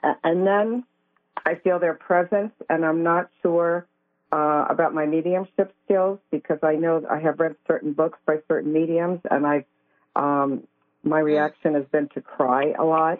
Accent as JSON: {"language": "English", "region": "East Coast", "country": "United States", "also_born_or_lived": "Northern Virginia", "said": "We're all from the East Coast"}